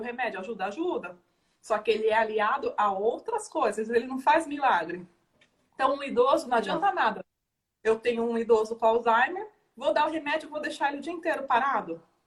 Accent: Brazil; é o nosso perfil como brasileiro

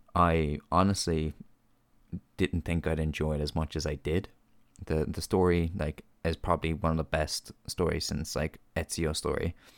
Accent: Ireland; as an Irish reviewer and podcaster

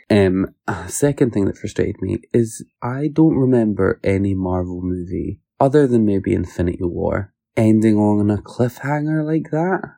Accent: Scotland, United Kingdom; if I say I'm from Scotland, I get treated a lot better than if I say I'm from the U K

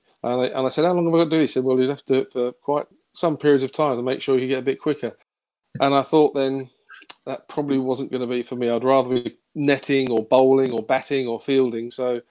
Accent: London, United Kingdom; also born or lived in Kingsbury, London; I was born in Kingsbury, actually, just down sort of the road, and then moved to Willesden, sort of the rough end near Harlesden.

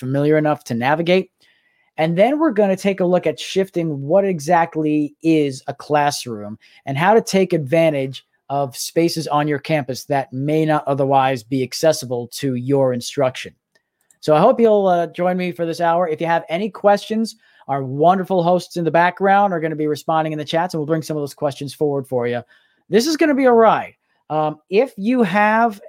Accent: New York City, New York, United States; moved away as an adult; also born or lived in Boston, Massachusetts; I grew up in Staten Island listening to WFAN on the radio

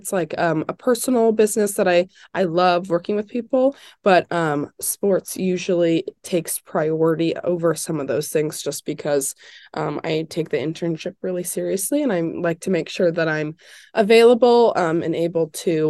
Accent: Indiana, United States; So I am from Indiana, and I was super aware growing up of IU.

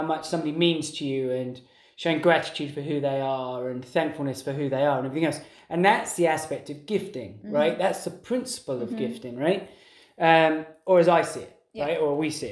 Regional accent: England, United Kingdom; being English and growing up in that culture

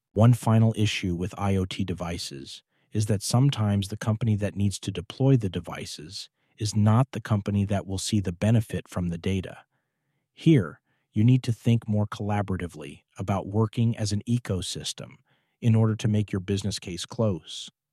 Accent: Pittsburgh, Pennsylvania, United States; I grew up in Pittsburgh

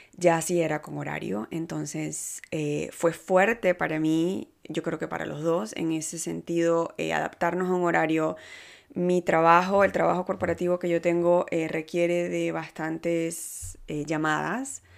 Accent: Venezuela; moved away as an adult; now in Canada; yo soy de Venezuela y más latina no puedo ser. Eh, sin embargo, tengo nueve años ya aquí en Canadá

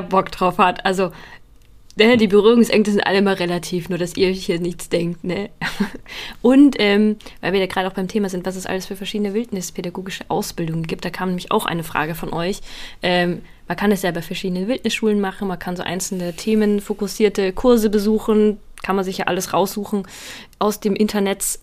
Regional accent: Bavaria, Germany; in Süddeutschland, Bayern, wo ich herkomme

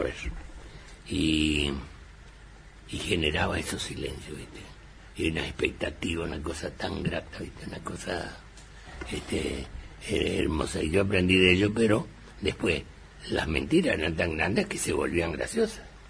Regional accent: Villa Ángela, Chaco, Argentina; en mi pueblo, en Villangel, que es tercera ciudad del Chaco

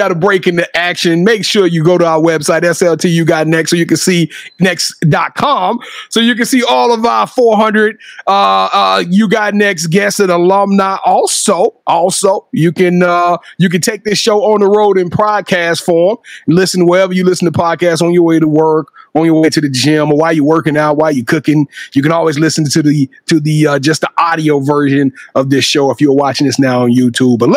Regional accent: Louisiana, United States; You know, I'm from Louisiana. I'm from Louisiana

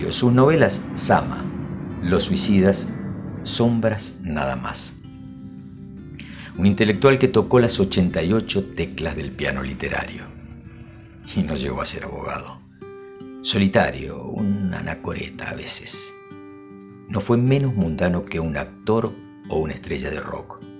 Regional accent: Argentina; Soy argentino, pero no he nacido en Buenos Aires.

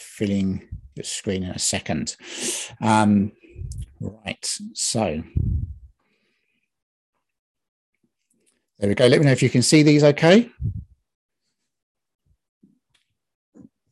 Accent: England, United Kingdom; now in Scotland, United Kingdom; I'm from England, from Britain

